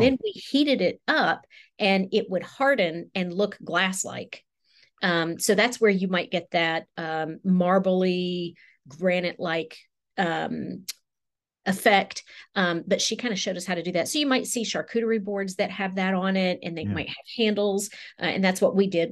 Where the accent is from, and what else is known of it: West Virginia, United States; moved away as an adult; also born or lived in Raleigh, North Carolina; now in Durham area, United States